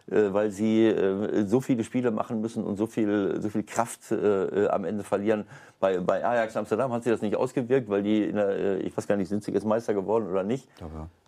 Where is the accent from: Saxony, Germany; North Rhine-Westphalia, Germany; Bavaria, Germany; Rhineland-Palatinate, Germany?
North Rhine-Westphalia, Germany; Paderborn; wo, äh, keine Ahnung, der Paderborner Stadtanzeiger vielleicht noch zuguckt. äh, ich äh, ich, ich komme zwar aus der Gegend.